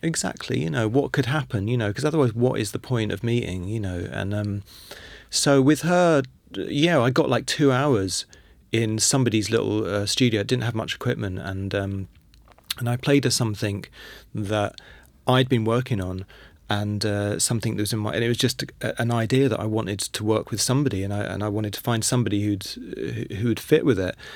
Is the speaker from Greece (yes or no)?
no; London, United Kingdom; I'm from London, and I was born in nineteen seventy.